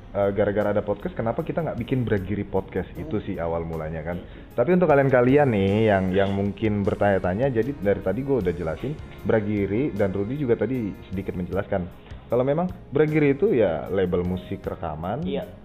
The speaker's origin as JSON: {"language": "Indonesian", "region": "Jakarta", "country": "Indonesia", "said": "gue juga orang Jakarta terus nyari kerjaan itu susah banget"}